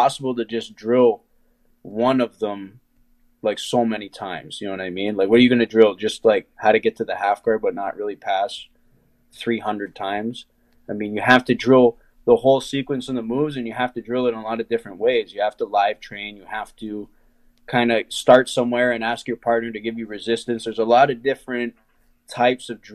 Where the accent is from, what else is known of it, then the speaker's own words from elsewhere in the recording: Ohio, United States; I'm from Ohio, and I mean, wrestling's huge here